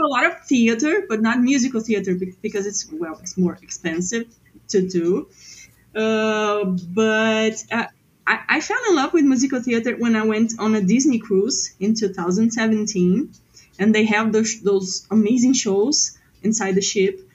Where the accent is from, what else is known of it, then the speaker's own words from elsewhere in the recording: Porto Alegre, Rio Grande do Sul, Brazil; English is a second language; I'm from Porto Alegre, Brazil. It's in the south.